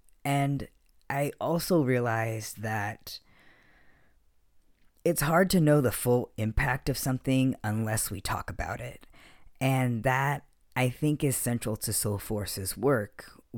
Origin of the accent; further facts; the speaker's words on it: Okinawa, Japan; also born or lived in Heidelberg, Germany; I grew up overseas on American military bases in Okinawa, Japan, and Heidelberg, Germany.